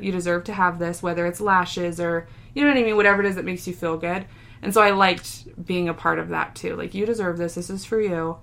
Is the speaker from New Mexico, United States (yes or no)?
yes; New Mexico, United States; we're from New Mexico, and so we eat a lot of green chili